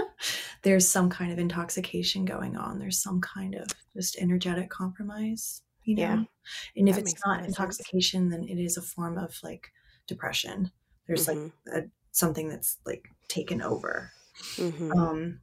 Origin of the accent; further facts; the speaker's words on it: Germany; now in United States; I was born and raised in Germany. And so I consider myself half German.